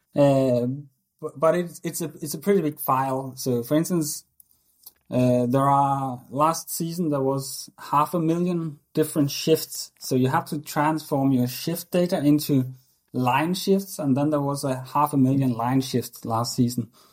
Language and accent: English; Denmark; I always played hockey growing up in Denmark